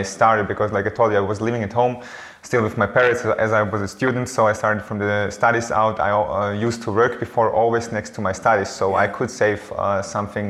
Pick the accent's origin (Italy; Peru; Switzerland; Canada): Switzerland; Eastern Switzerland; I was born in Switzerland and grew up always here in the eastern part of Switzerland